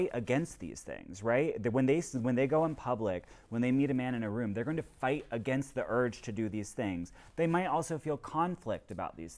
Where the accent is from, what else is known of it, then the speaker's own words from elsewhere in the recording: West Virginia, United States; as a gay man growing up in West Virginia